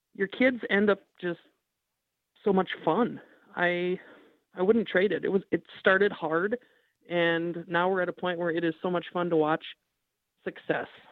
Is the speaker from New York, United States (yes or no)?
no; Minneapolis, Minnesota, United States; I grew up in Minneapolis